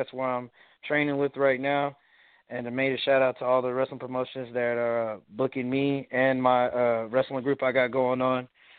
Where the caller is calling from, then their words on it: San Antonio, Texas, United States; I'm calling from San Antonio, Texas.